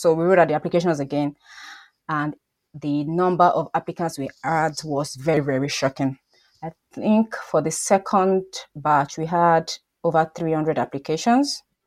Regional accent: Nigeria; moved away; I'm Nigerian

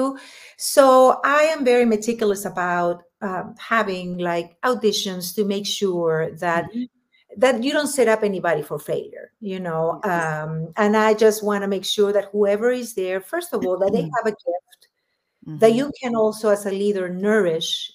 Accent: Lima, Peru; first language Spanish; English is a second language; moved away as an adult; now in Los Angeles, United States; when I was growing up in Peru

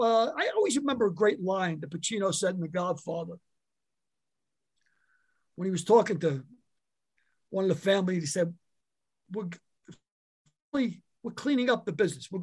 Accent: New York City, New York, United States; also born or lived in County Cork, Ireland; growing up in the Bronx, maybe less than 2 miles from Yankee Stadium

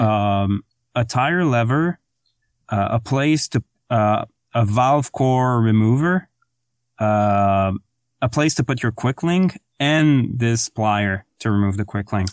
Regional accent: France; English is a second language; moved away; I'm French to begin with, but English is my second language

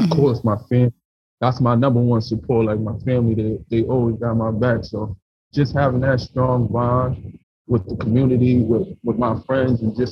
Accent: New York City, New York, United States; me coming from the tough neighborhood that I grew up in the South Bronx

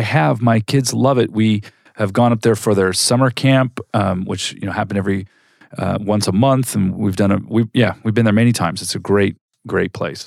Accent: Southern California, United States; moved away as an adult; now in Arizona, United States; I grew up in Southern California

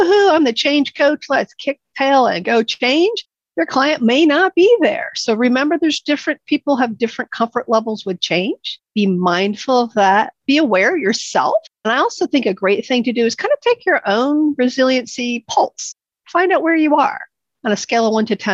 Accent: New York, United States; moved away; I'm originally from New York

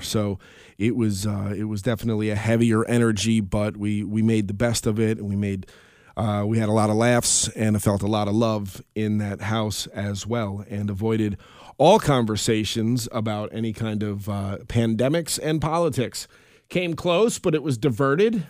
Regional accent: Albany, New York, United States; we're from the Albany area.

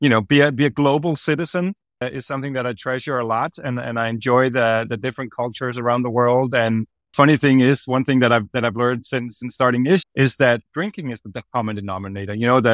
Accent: Copenhagen, Capital Region of Denmark, Denmark; I'm from Copenhagen, Denmark, originally.

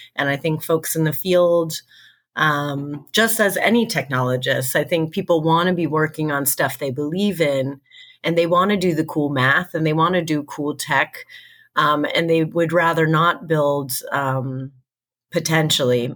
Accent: United States; we're both American.

